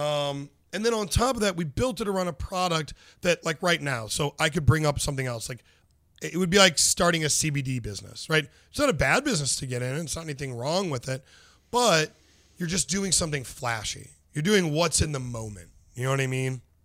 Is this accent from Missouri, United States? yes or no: yes; St. Louis, Missouri, United States; I am from North County, Saint Louis